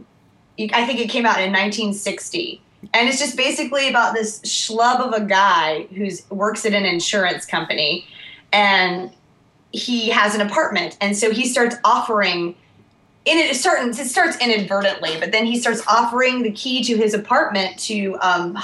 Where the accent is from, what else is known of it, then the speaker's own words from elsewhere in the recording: Georgia, United States; I'm from Georgia, I'm being Southern